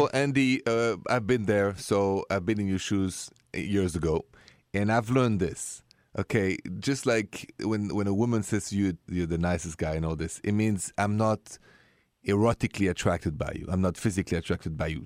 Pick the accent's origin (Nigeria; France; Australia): France; first language French; English is a second language; moved away as an adult; I was raised in France